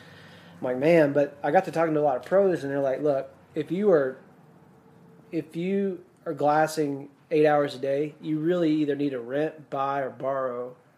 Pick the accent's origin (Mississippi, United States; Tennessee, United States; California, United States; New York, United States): Mississippi, United States; I grew up in Mississippi, you know, our woods are so thick there.